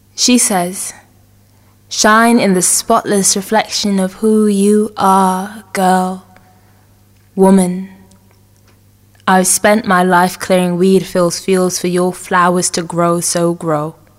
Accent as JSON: {"language": "English", "country": "Guyana", "tie": "born or raised there", "moved": "yes"}